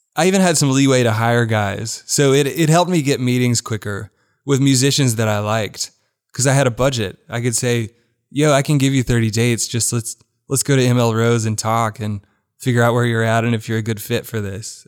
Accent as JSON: {"language": "English", "town": "Birmingham", "region": "Alabama", "country": "United States", "tie": "born or raised there", "moved": "as an adult", "lives_now": "Nashville, United States", "said": "I grew up in Birmingham. U A B was footsteps from my house"}